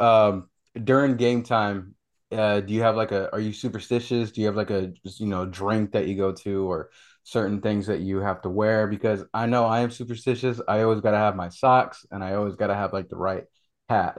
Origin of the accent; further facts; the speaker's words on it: California, United States; we're from California